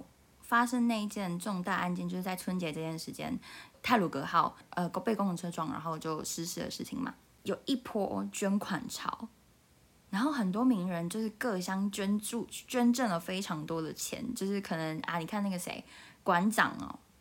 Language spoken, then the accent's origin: Chinese; Taiwan; 因为我台湾人都很很爱骂大陆人